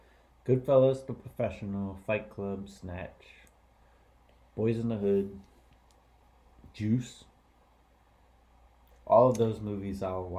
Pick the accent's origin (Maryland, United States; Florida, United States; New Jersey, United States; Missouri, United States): Maryland, United States; Greenbelt; growing up in Greenbelt